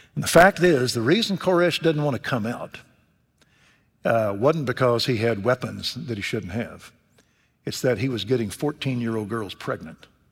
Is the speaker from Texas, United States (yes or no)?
yes; Waco, Texas, United States; Waco, Texas, my hometown